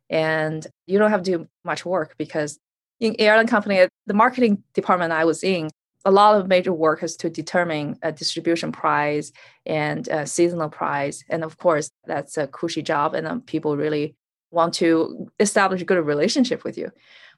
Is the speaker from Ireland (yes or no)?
no; North China, China; also born or lived in Beijing; I was born in Beijing, and at the age of two, I started travel with my parents, different cities in North China.